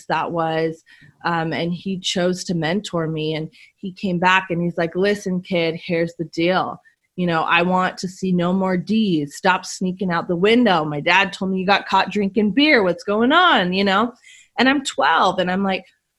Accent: Las Vegas, Nevada, United States; born and raised in Las Vegas, and I was a really troubled kid and teenager. I was sent to live with different families from 11 years old on up

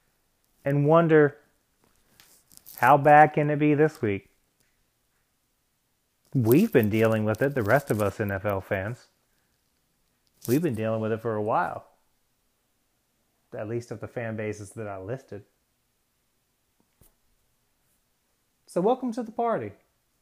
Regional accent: Chesapeake, Virginia, United States; I grew up in Chesapeake, Virginia.

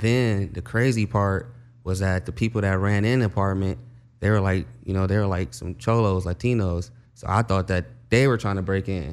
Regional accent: Compton, California, United States; I grew up in Compton

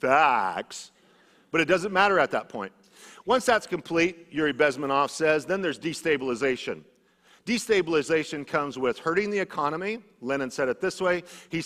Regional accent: Idaho, United States; because I came from Idaho, a very conservative area where things are very different than they are here.

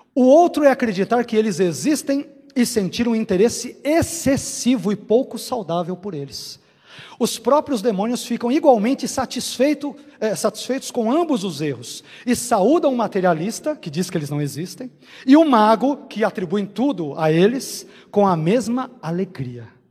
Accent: São Caetano do Sul, São Paulo, Brazil; Eu nasci no interior também, em São Caetano.

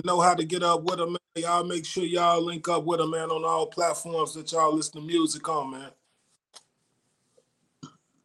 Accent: Chicago, Illinois, United States; moved away; Shout out to Chicago again. That's my hometown

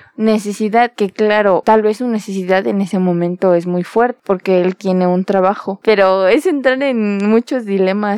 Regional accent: Mexico; tenemos como mexicanos

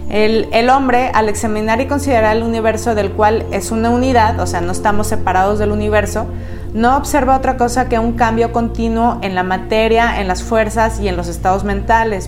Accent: Mexico; como buenos mexicanos

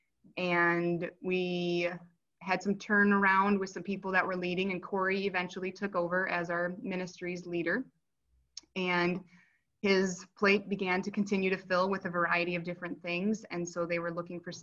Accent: Brookings, South Dakota, United States; moved away as an adult; also born or lived in Watertown, South Dakota; now in Yankton, United States; we grew up in Brookings, and our lives took us to Watertown

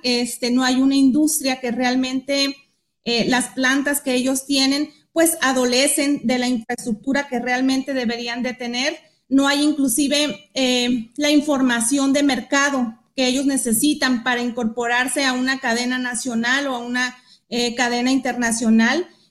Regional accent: Baja California Sur, Mexico; also born or lived in Guadalajara; yo soy nativa, soy sudcaliforniana, soy hija eh, de padres sudcalifornianos

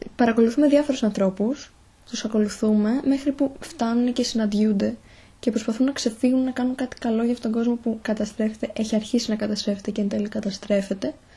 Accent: Thessaloniki, Central Macedonia, Greece; είμαι από τη Θεσσαλονίκη, μένω στη Θεσσαλονίκη

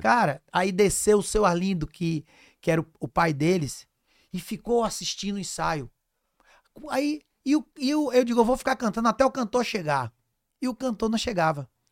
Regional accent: Cruz das Almas, Bahia, Brazil; also born or lived in Castro Alves / Salvador; eu nasci em Cruz das Almas, interior da Bahia

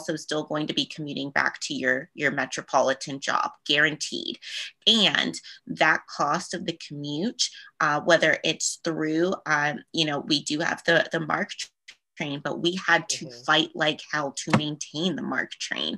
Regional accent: Eastern Panhandle, West Virginia, United States; the community that I represented, it is my hometown. It's where I grew up

